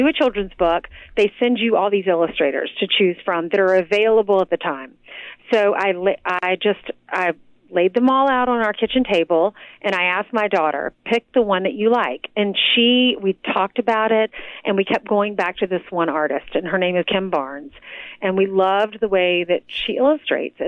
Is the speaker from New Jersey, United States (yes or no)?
no; South Carolina, United States; moved away; I'm from South Carolina.